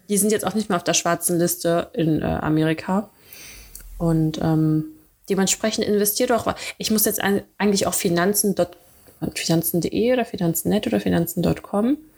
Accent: Dortmund, North Rhine-Westphalia, Germany; now in Cologne, Germany; in Dortmund bin ich aufgewachsen

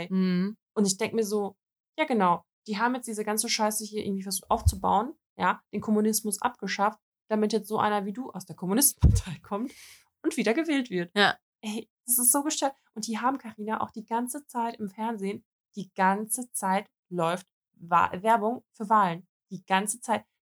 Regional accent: Russia; Ich so, also nee, ich bin Russin, aber ich habe einen deutschen Pass.

